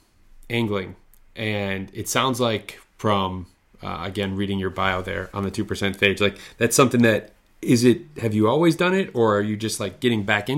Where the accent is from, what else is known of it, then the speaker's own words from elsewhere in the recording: Midwest, United States; I grew up skiing here in the Midwest.